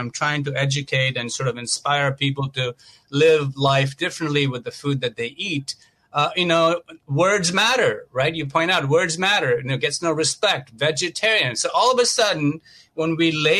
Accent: Mumbai, Maharashtra, India; moved away as an adult; I grew up a vegetarian in India, in Mumbai, and I came to this country over 21 years ago

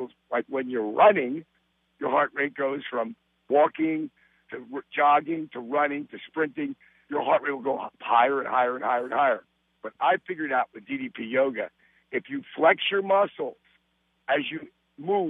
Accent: Jersey Shore, New Jersey, United States; I was raised and on the Jersey Shore

